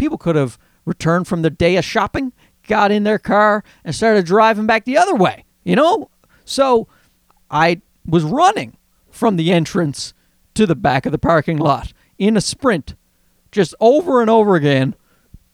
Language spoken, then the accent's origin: English; Newfoundland and Labrador, Canada; accent: Newfie; you hear my Newfie accent there?